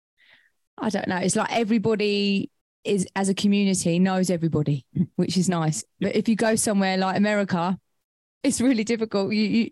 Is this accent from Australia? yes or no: no; Colchester, East of England, United Kingdom; now in Suffolk, United Kingdom; I was born in Colchester.